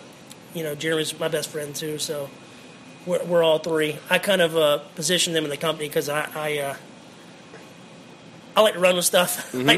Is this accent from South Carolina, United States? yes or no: yes; Greenville, South Carolina, United States; Born and raised in Greenville.